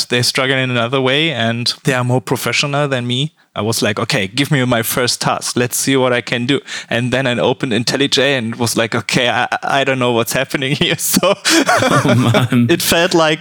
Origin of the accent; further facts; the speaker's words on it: Cologne, North Rhine-Westphalia, Germany; I'm from Germany